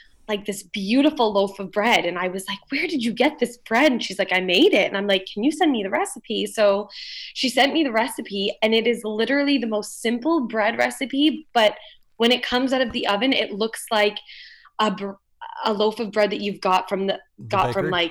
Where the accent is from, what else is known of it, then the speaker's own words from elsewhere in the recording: London, Ontario, Canada; I was born and raised in London, Ontario